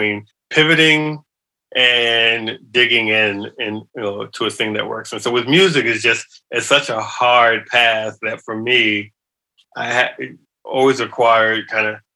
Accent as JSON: {"language": "English", "town": "New York City", "region": "New York", "country": "United States", "tie": "born or raised there", "said": "I grew up in New York City"}